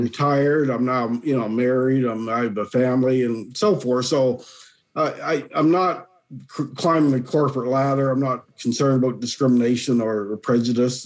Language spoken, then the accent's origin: English; Dartmouth, Nova Scotia, Canada; moved away as an adult; also born or lived in Kentville, Nova Scotia / Chatham, Ontario; now in Collingwood, Canada; I was born and raised. I was actually born in Kentville, but I moved to Dartmouth when I was six. Lived there ever since until 1987, and then I moved to Ontario